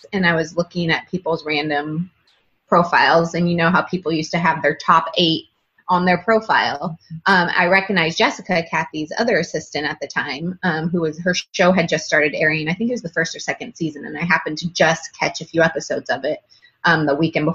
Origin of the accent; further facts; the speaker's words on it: Northern California, United States; moved away as an adult; I'm originally from Northern California, and I moved to Southern California for college